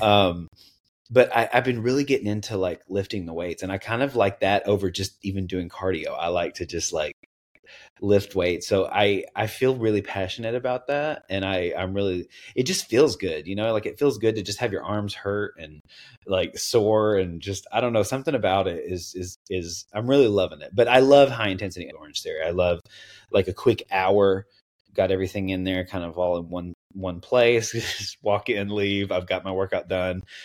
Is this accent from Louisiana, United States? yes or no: no; Knoxville, Tennessee, United States; accent: Southern; also born or lived in Seattle; now in West Coast, United States; I grew up in Tennessee, so I'm on the West Coast now, but I grew up in Tennessee